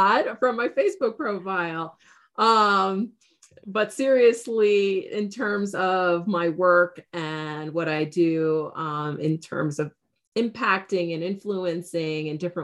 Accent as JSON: {"language": "English", "town": "New York City", "region": "New York", "country": "United States", "tie": "born or raised there", "said": "I grew up in New York City, was groomed to go to business school"}